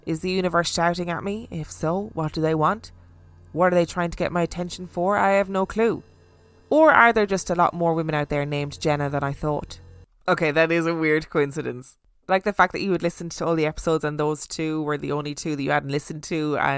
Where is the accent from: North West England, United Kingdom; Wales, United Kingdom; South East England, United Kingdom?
South East England, United Kingdom; Brighton; In that episode, you talked about the Theatre Royal in Brighton, which I know very well as I was born and raised in Brighton.